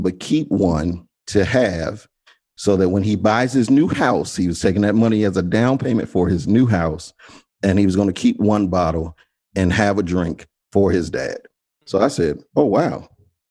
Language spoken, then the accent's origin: English; Washington, District of Columbia, United States; I grew up in the Washington, D.C. area, born and raised Washington, D.C. native.